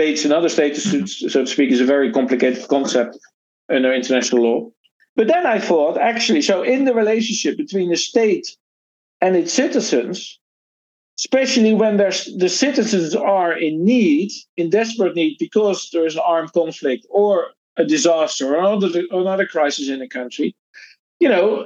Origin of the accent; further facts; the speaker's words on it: Rotterdam, South Holland, Netherlands; moved away; I'm originally from the Netherlands, born in Rotterdam.